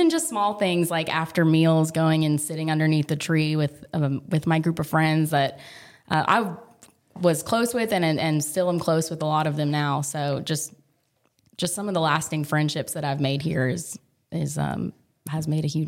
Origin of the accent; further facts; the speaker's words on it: Frisco, Texas, United States; moved away as an adult; also born or lived in Fayetteville, Arkansas; now in Nashville, United States; I grew up in Frisco, Texas